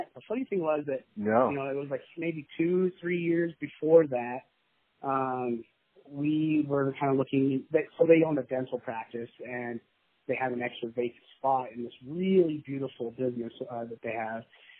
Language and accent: English; Utah, United States; also born or lived in Colorado / Las Vegas / Texas; But I was born in Colorado, and then we ended up coming out to Utah and staying here most of my life. I did move around. I did live in Vegas and Texas.